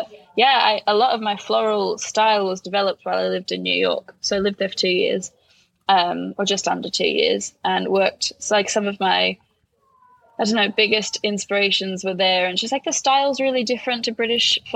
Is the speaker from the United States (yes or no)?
no; Melbourne, Victoria, Australia; now in London, United Kingdom; I grew up in Melbourne and my parents are both from Latvia. So I grew up learning Latvian and English at the same time